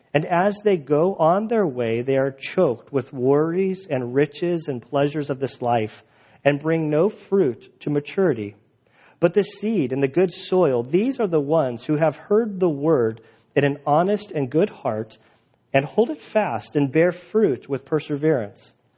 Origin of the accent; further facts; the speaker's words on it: San Diego, California, United States; now in Valley Center, United States; I grew up in San Diego